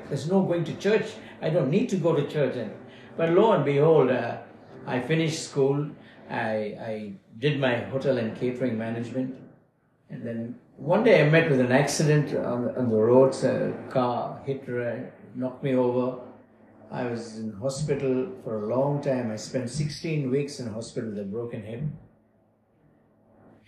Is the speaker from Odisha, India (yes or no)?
no; Bangalore, Karnataka, India; moved away as an adult; now in Melbourne, Australia; I was born in Bangalore, South India, 12th of December, 1950. And spent some time there